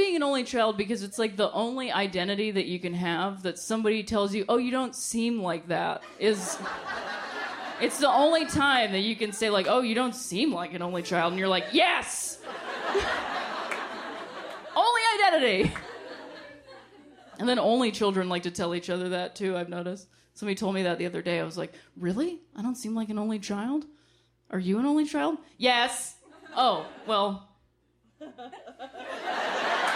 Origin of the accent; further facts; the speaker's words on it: Ohio, United States; moved away; I'm from Ohio originally